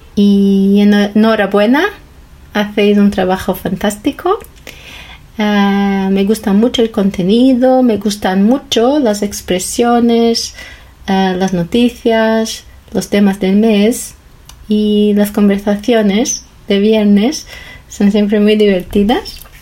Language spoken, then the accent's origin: Spanish; Brazil; Spanish is a second language; soy de Brasil